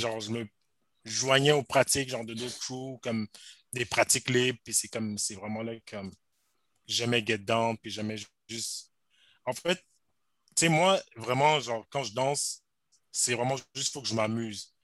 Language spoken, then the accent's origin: French; Montreal, Quebec, Canada; also born or lived in Rosemont, Montreal; j'ai grandi à Outremont